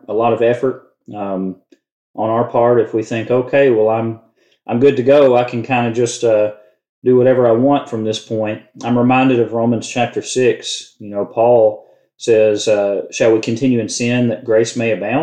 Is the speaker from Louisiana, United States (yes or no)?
yes; Louisiana, United States; we're both from Louisiana